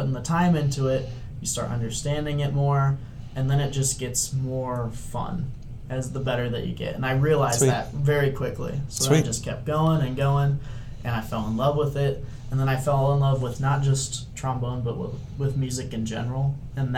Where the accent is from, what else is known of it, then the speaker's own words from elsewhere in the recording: Marion, Iowa, United States; also born or lived in Cedar Rapids, Iowa; I was born in Cedar Rapids, and I grew up in Marion